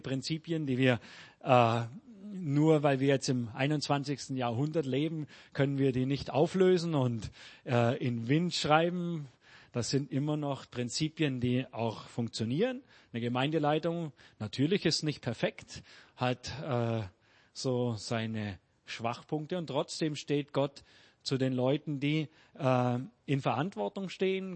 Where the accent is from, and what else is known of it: Germany; now in Peru